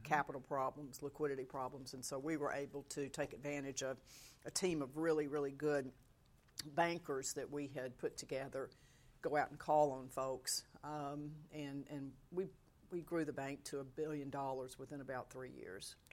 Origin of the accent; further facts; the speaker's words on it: South Georgia, United States; also born or lived in Mississippi; grew up in South Georgia